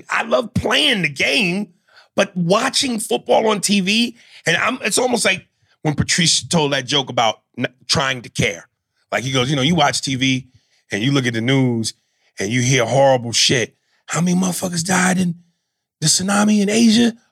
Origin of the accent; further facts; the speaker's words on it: New York, United States; I'm a New Yorker and I wear the Yankee cap